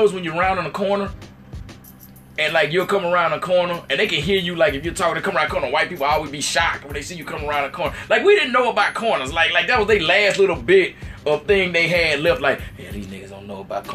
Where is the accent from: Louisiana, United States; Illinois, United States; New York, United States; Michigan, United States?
Louisiana, United States; Saints country; moved away; also born or lived in Atlanta, Georgia; I'm from Saints country